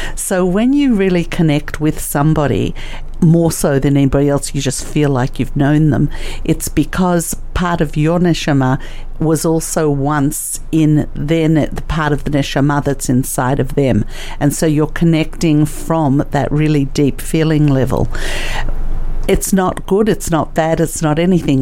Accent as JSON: {"language": "English", "country": "Australia", "tie": "born or raised there", "also_born_or_lived": "Russia", "said": "I was born in Russia, and I came to Australia when I was three or four years old"}